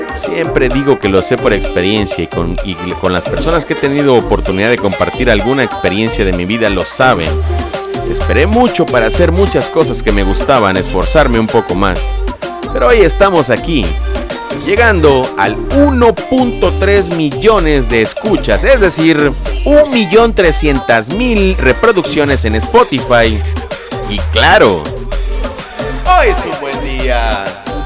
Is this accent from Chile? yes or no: no; Mexico; del país México, de donde yo soy originario